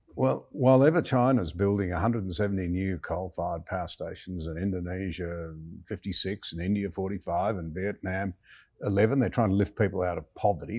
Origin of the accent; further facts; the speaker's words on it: Australia; I'm a young Australian fresh out of school